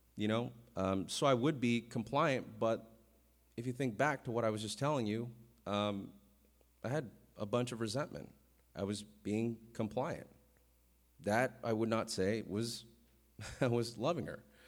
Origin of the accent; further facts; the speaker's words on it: Vallejo, California, United States; I'm from Vallejo